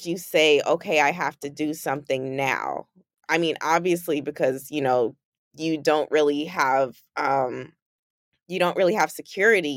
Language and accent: English; New York City, New York, United States; moved away as an adult; now in Los Angeles, United States; I'm from Brooklyn